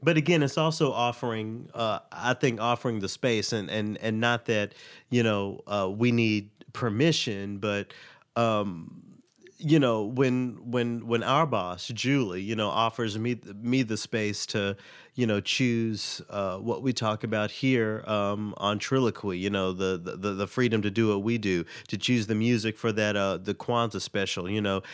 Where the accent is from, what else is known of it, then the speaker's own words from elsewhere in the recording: Tennessee, United States; my home state of Tennessee